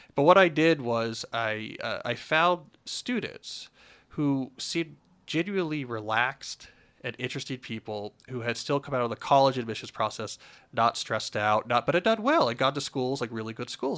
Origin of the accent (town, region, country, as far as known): New Jersey, United States; born or raised there; moved away